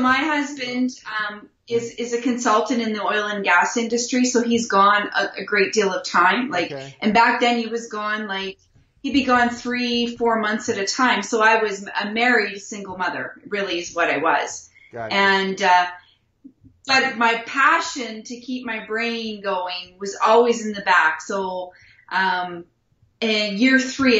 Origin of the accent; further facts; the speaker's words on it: Wilkie, Saskatchewan, Canada; I was born and raised in a small little town in Wilkie, Saskatchewan